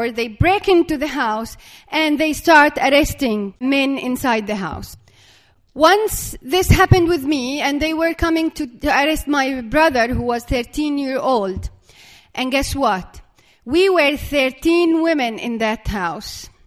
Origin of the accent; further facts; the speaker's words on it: Dura, West Bank, Palestine; I have to cross from my hometown, which is Dura here on the map.